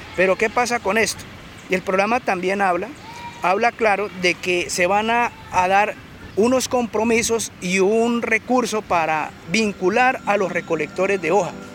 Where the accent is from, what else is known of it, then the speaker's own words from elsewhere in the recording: Tumaco, Nariño, Colombia; also born or lived in Caldas, Colombia; me trajeron muy pequeño a los 7 años